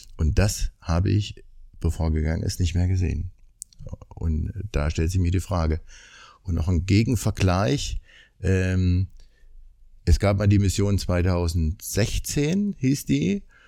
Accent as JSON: {"language": "German", "town": "Leipzig", "region": "Saxony", "country": "Germany", "said": "Erstmal komme ich aus Leipzig"}